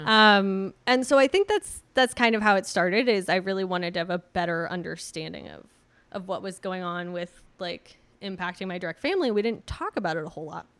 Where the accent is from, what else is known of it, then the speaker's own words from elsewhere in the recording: Redwood City, California, United States; I grew up in Redwood City